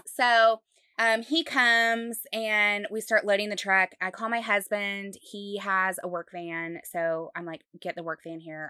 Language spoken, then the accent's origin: English; Utah, United States; now in Dallas, United States; I grew up in Utah